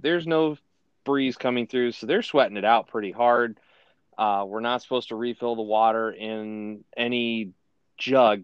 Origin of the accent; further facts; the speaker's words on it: Ohio, United States; I'm from Ohio